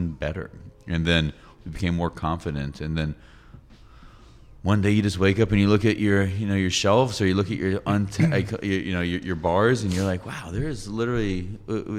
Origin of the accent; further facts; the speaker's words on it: Atlanta, Georgia, United States; I'm from Atlanta. I love my city